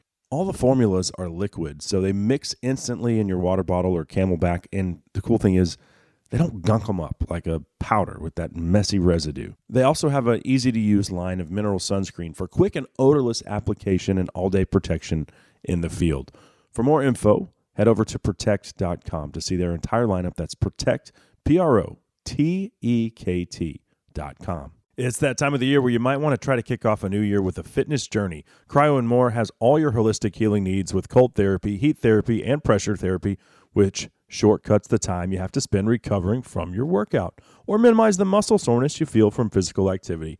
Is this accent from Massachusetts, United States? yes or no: no; Texas, United States; my home state of Texas